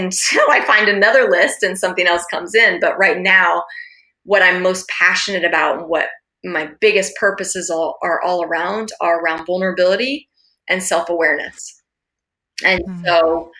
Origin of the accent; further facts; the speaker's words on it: Alaska, United States; I grew up in Alaska